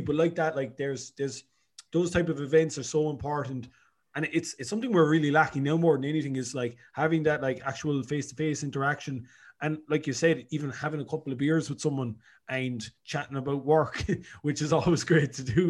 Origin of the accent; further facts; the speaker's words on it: Cork, Munster, Ireland; moved away as an adult; also born or lived in Dublin; now in Galway, Ireland; I'm originally from Cork.